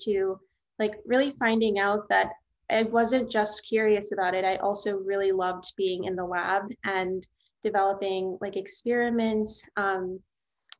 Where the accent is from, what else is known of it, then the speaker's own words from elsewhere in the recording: New Orleans, Louisiana, United States; I grew up in New Orleans, Louisiana